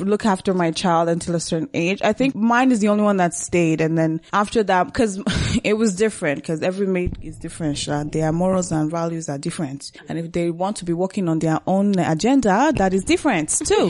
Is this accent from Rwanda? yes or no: yes; Rwanda; also born or lived in Burundi; now in Canada; I was born and raised in Rwanda